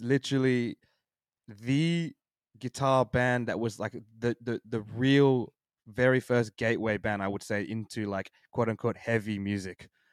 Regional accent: Sydney, New South Wales, Australia; I was born and raised in Sydney my whole life

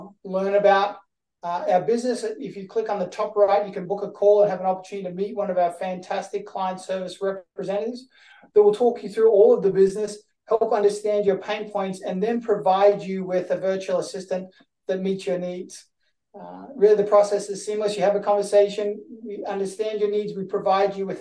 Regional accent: Australia; I'm from Australia

